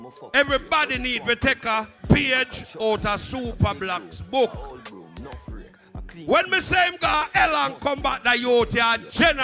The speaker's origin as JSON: {"language": "English", "country": "Jamaica", "said": "Because guess what? I'm from Jamaica, you are world fresh apart. I'm not foreign."}